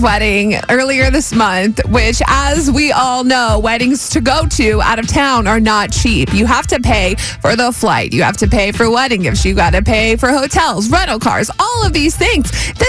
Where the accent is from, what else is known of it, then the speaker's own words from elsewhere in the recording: Jacksonville, Florida, United States; moved away; Because it's 45 minutes from Jacksonville, my hometown